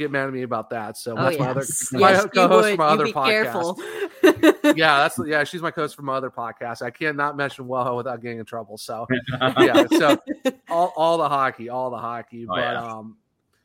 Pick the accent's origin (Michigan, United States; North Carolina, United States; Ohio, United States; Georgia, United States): Ohio, United States; Northeast; I'm from Northeast Ohio